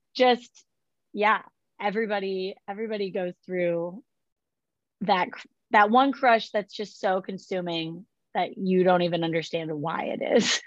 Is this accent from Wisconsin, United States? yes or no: no; California, United States; now in Nashville, United States; I grew up in California